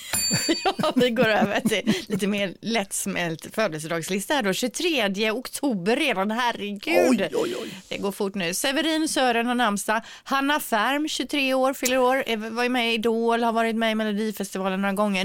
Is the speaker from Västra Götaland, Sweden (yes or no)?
yes; Partille, Västra Götaland, Sweden; jag är ju från Partille, bor i Partille